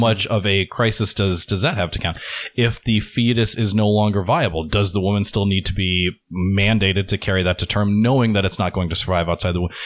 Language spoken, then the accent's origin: English; Pennsylvania, United States; moved away; I'm originally from Pennsylvania